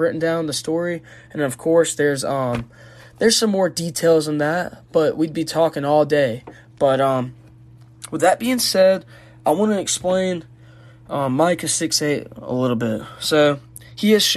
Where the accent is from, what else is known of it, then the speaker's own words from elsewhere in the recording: Georgia, United States; I'm from Georgia